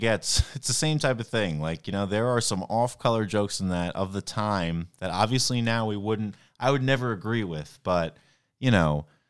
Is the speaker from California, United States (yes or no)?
no; New York, United States; Well, I'm from New York. I know all the mob movies.